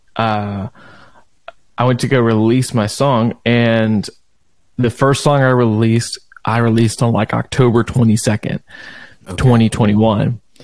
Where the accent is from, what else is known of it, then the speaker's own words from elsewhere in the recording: Beaumont, Texas, United States; I was born and raised in Beaumont, Texas